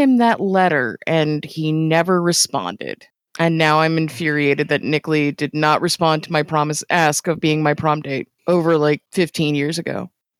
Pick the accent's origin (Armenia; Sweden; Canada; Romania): Canada; I'm Canadian.